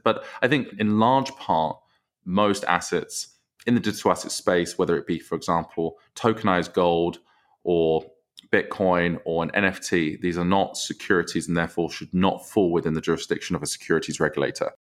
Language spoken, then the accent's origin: English; Southend-on-Sea, East of England, United Kingdom; accent: British; moved away as an adult; now in Chicago, United States; I grew up in South End, Essex. So that is, that is my hometown.